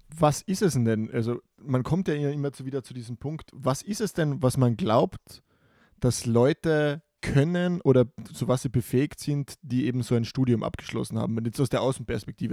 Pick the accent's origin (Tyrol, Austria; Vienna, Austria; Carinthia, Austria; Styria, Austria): Carinthia, Austria; bei uns in Kärnten